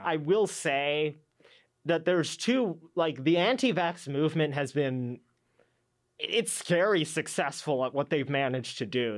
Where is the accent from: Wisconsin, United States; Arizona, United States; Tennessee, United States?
Arizona, United States; I grew up here in Arizona